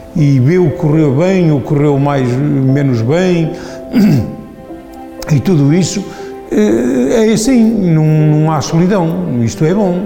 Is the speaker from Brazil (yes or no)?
no; Silgueiros, Viseu, Portugal; Sou de Silgueiros e adoro a minha profissão